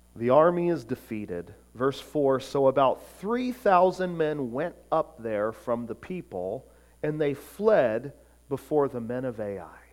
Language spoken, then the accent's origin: English; Florida, United States; growing up in Florida